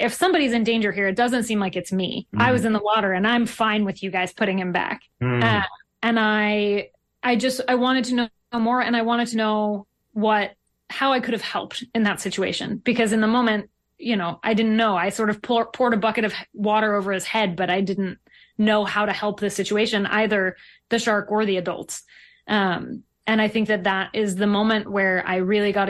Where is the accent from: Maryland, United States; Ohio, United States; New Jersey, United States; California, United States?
New Jersey, United States; Highland Park; I grew up in Highland Park, New Jersey, which is not very close to the ocean.